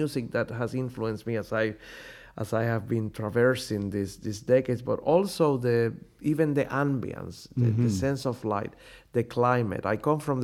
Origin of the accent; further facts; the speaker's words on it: Puerto Rico; moved away; also born or lived in Europe; growing up in Puerto Rico, this was before I went to study in Europe